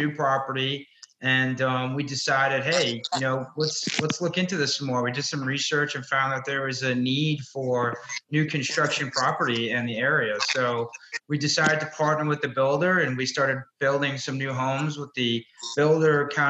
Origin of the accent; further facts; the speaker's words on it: New York City, New York, United States; I'm originally from Brooklyn, New York